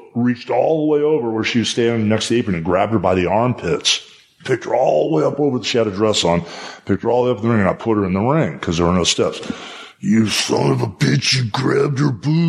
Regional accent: Clearwater, Florida, United States; I'm from Clearwater

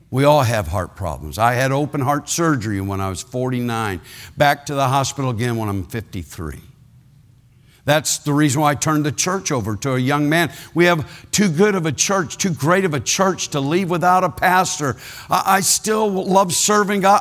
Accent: Ohio, United States; I was born in Ohio

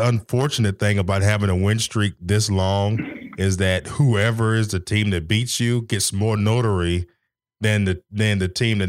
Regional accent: Nashville, Tennessee, United States; growing up in Nashville, you know, with the Vols

